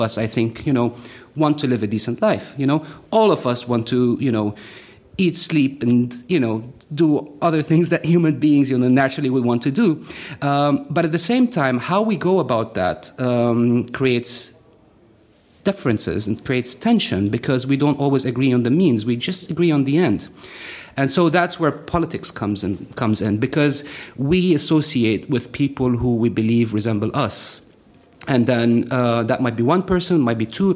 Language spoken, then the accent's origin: English; Lebanon; also born or lived in Los Angeles, California; I had no godly reason to be in Lebanon, ha ha ha, which is my hometown